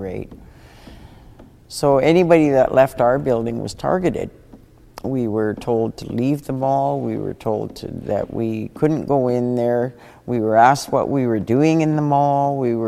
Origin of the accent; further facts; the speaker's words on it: Witset, British Columbia, Canada; moved away; I'm originally from Wet'suwet'en, Wit'set